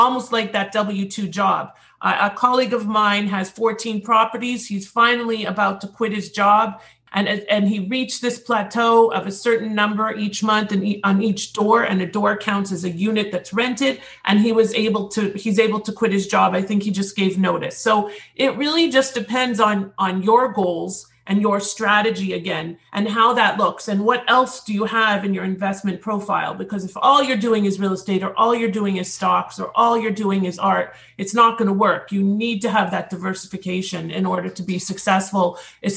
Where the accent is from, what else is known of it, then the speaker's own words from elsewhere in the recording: Toronto, Ontario, Canada; now in United States; in Toronto, my hometown